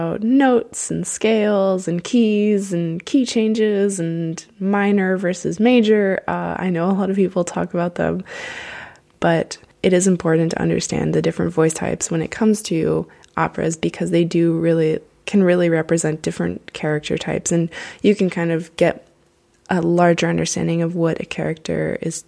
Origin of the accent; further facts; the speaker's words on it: United States; growing up in the States, I had to study literature